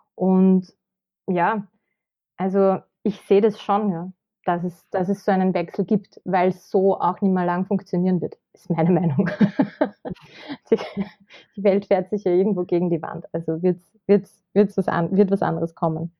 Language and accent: German; Kremsmünster, Upper Austria, Austria; moved away as an adult; now in Vienna, Austria; Ich komme aus Oberösterreich, aus dem schönen Münster